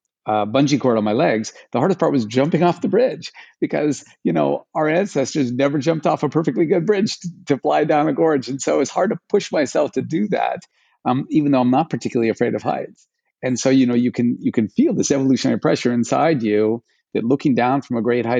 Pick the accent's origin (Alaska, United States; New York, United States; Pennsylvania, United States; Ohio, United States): Alaska, United States; I grew up in Alaska, started skiing when I was 4 years old